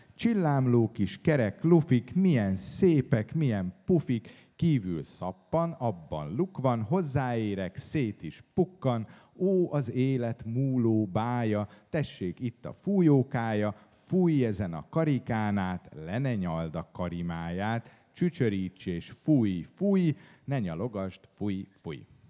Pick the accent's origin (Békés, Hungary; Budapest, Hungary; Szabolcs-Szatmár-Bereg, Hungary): Budapest, Hungary; én egy városi gyerek vagyok, én itt születtem Budapesten, itt éltem több mint 30 évet